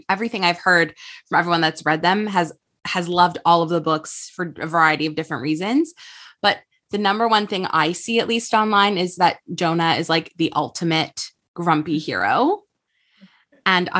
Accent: Montreal, Quebec, Canada; now in Toronto, Canada; I'm from Montreal, but I've been living in Toronto for the last 10 years.

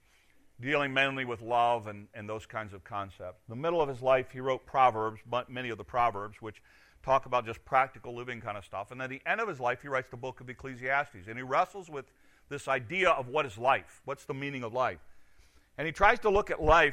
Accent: United States; as an American citizen

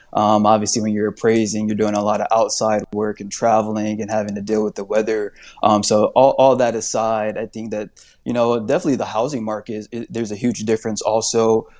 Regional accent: Indianapolis, Indiana, United States; moved away as an adult; now in Phoenix, United States; I'm actually from Indianapolis, Indiana

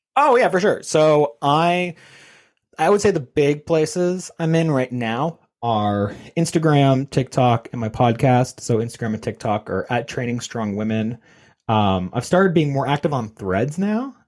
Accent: Canada; I'm Canadian.

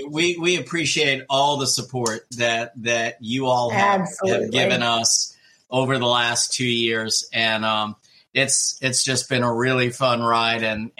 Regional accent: New Jersey, United States; moved away; my home state. He practices in my home state, original home state of New Jersey

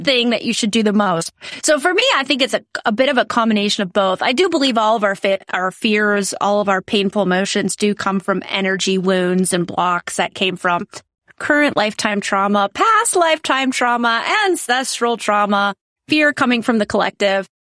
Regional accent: South Dakota, United States; I grew up in South Dakota, which is very conservative

